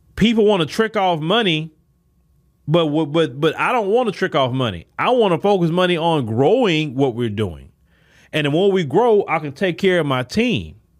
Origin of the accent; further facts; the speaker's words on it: Port Arthur, Texas, United States; I come from Port Arthur, Texas, where not too many people can say